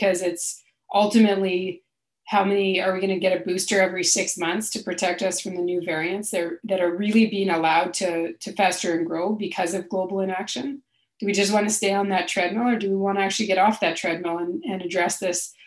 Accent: Canada; as a Canadian

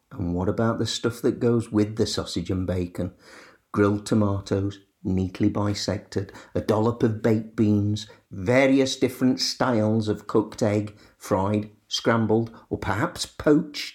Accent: Sheffield, Yorkshire and the Humber, United Kingdom; my hometown of Sheffield

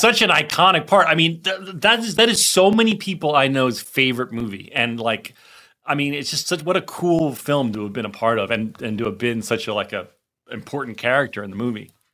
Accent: New Jersey, United States; I grew up in Jersey too

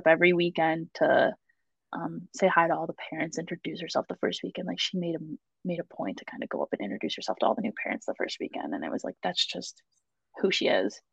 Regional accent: Buffalo, New York, United States; moved away as an adult; now in Boston, United States; I love my hometown and I love my food from there

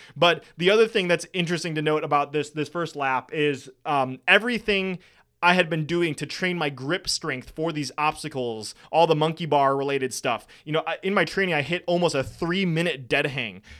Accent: Wisconsin, United States; I'm from Wisconsin.

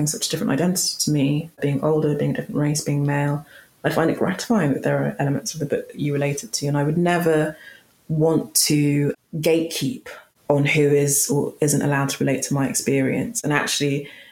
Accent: London, United Kingdom; accent: London, quite posh; a bog standard, quite, you know, London, quite posh accent

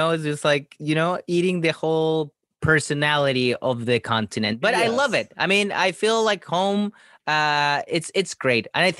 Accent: Chile; moved away as an adult; now in United States; Yes, I'm from Chile.

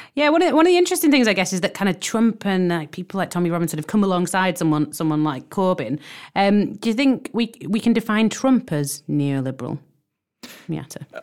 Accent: Warrington, North West England, United Kingdom; my hometown of Warrington

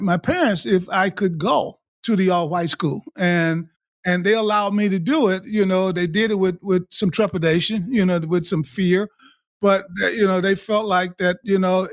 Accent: Alabama, United States; moved away; I grew up in the 60s in the state of Alabama

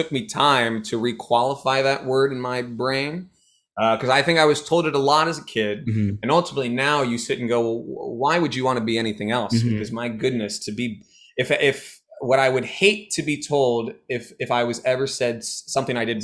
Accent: San Francisco, California, United States; moved away; also born or lived in Ann Arbor, Michigan; I'm from San Francisco, the Bay

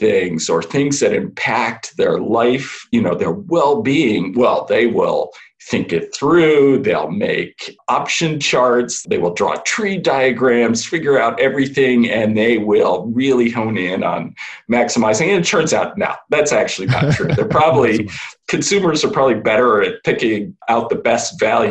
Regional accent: Chicago, Illinois, United States; moved away as an adult; also born or lived in Boston; I grew up in Chicago as the oldest of three sons of two academics.

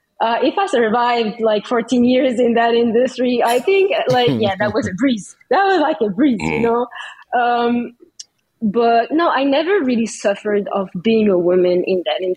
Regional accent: Paris, Île-de-France, France; now in Canada; I was born in Paris

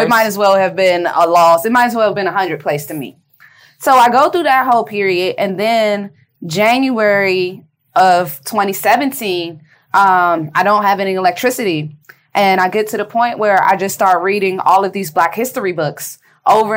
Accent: Washington, District of Columbia, United States; I am from D.C. I'm from Capitol Hill. And my great-grandparents are actually founding residents of Capitol Hill

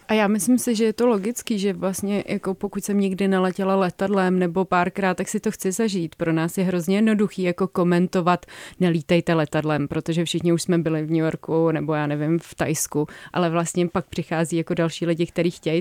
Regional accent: Prague, Czechia; já, já jsem jako z Prahy

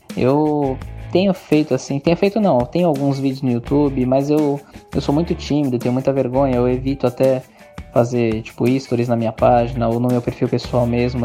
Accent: Santos, São Paulo, Brazil; sou daqui de Santos, de São Paulo

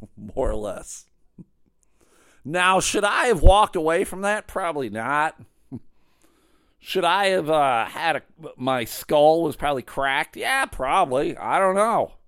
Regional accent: Clarence, New York, United States; I grew up in Clarence, New York

